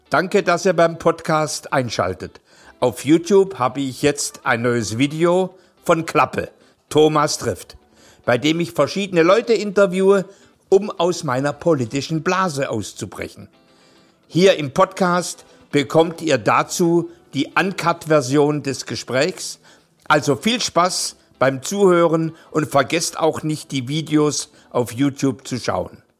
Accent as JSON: {"language": "German", "country": "Turkey", "second_language": "German", "moved": "yes", "lives_now": "Munich, Germany"}